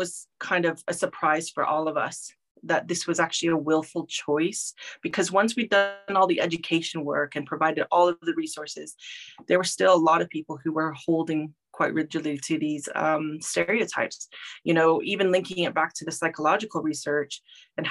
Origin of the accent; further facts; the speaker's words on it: Omaha Indian Reservation, Nebraska, United States; moved away; I grew up on the Omaha Indian Reservation